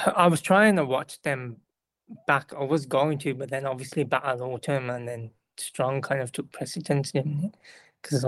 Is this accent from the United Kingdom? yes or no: yes; United Kingdom; I'm British person